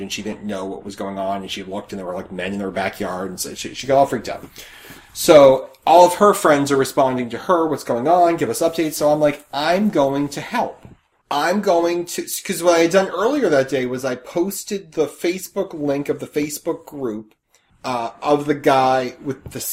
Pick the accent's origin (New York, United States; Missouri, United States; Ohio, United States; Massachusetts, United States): Massachusetts, United States; I'm from Massachusetts